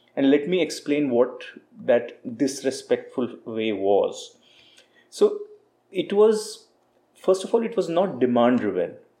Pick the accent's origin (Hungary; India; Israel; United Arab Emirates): India; moved away as an adult; now in Costa Rica; me being an Indian guy sitting in Costa Rica